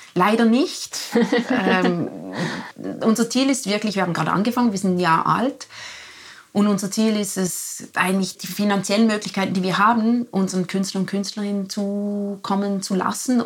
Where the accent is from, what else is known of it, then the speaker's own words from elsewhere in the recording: Liechtenstein; moved away; also born or lived in Zurich; ich bin ja in Liechtenstein, in Liechtenstein aufgewachsen.